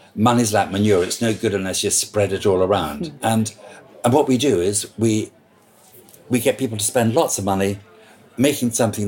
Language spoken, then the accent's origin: English; Scotland, United Kingdom; now in London, United Kingdom; I'm a Scot, so I can say what I like about being Scottish.